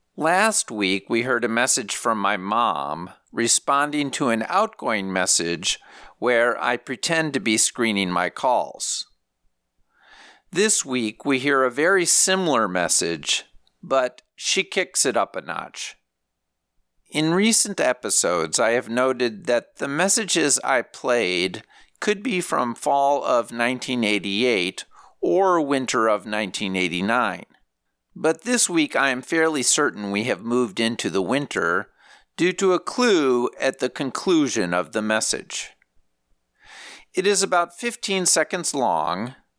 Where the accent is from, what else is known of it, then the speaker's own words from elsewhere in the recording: Saint Paul, Minnesota, United States; moved away as an adult; I was from Minnesota, where we pride ourselves in knowing how to survive a deep freeze